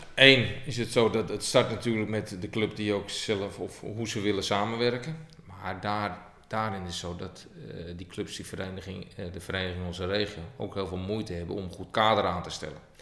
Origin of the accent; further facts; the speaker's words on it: Hilversum, North Holland, Netherlands; also born or lived in Estonia / Russia; Niet in Utrecht, maar ik ben geboren in Hilversum